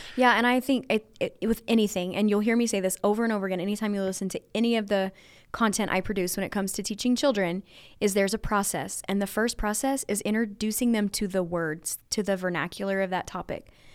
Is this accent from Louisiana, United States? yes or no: yes; Louisiana, United States; I was raised in Louisiana, very rural. Um, I live, like, five miles away from where I grew up